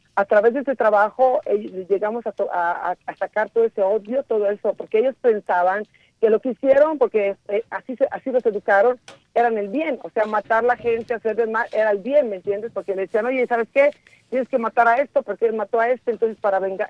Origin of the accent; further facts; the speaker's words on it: Mexico; moved away; also born or lived in Italy; yo soy mexicana, pero he vivido muchos años en el extranjero.